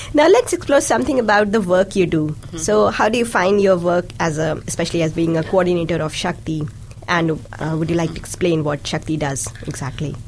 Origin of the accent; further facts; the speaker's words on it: India; first language Hindi and Urdu; English is a second language; now in Dunedin, New Zealand; I'm from India and a mom of a two year old boy. Along with English, I can speak two more languages, Hindi and Urdu, both of which are my mother tongues.